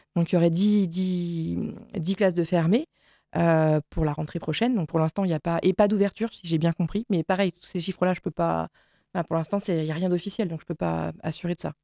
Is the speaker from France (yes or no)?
yes; Saint-Marceau, France; je suis habitante de Saint-Marceau